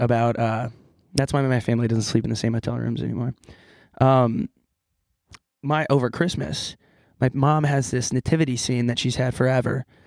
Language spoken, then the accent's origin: English; California, United States